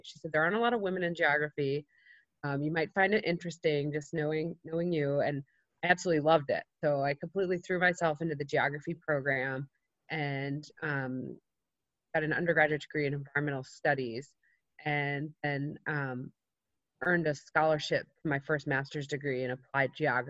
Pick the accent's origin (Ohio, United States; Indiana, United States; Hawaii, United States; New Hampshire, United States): New Hampshire, United States; also born or lived in North Carolina; So I grew up here in New Hampshire, and I grew up with a mom who was a single mom.